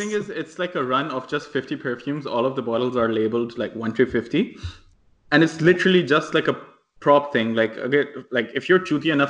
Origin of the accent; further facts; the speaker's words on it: Islamabad, Islamabad Capital Territory, Pakistan; from Islamabad.